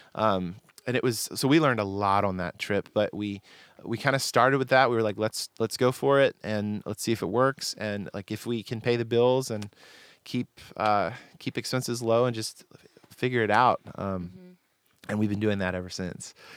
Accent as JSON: {"language": "English", "region": "Delaware", "country": "United States", "tie": "born or raised there", "moved": "as an adult", "lives_now": "Nashville, United States", "said": "I'm originally from Delaware. My parents live in the same house that I grew up"}